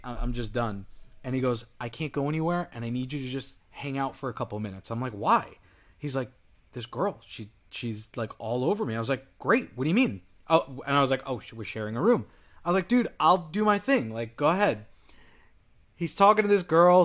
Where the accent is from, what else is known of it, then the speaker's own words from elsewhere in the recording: New York, United States; I'm from New York